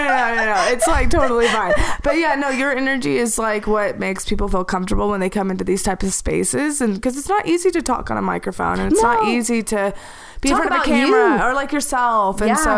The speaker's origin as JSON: {"language": "English", "region": "the South", "country": "United States", "tie": "born or raised there", "said": "I grew up in the South."}